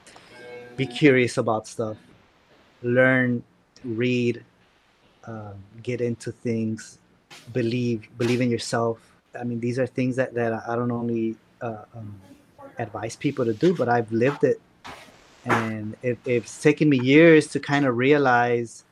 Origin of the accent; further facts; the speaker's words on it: San Luis Potosí, Mexico; moved away as an adult; now in Chicago, United States; I grew up in San Luis Potosí